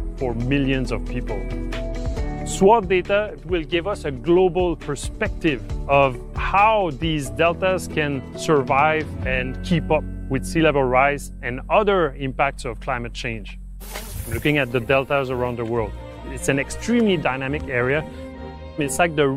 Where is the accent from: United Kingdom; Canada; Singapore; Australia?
Canada; Jonquière, Quebec; I'm from Quebec, Canada, from a city called Jonquière.